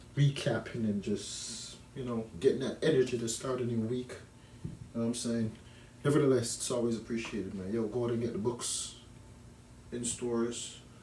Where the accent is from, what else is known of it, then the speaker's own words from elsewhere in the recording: Jamaica; now in Canada; as a child growing up in Jamaica I never heard about broccoli until I came to Canada